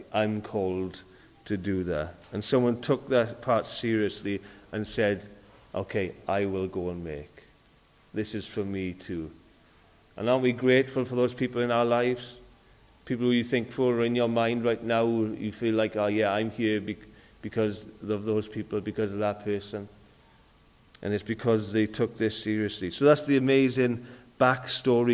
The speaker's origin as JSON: {"language": "English", "region": "Wales", "country": "United Kingdom", "tie": "born or raised there", "also_born_or_lived": "Cardiff / Swansea", "said": "I've lived in Wales most of my life."}